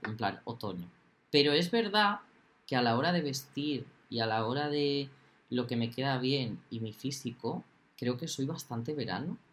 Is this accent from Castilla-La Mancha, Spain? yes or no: yes; Castilla-La Mancha, Spain; somos de La Mancha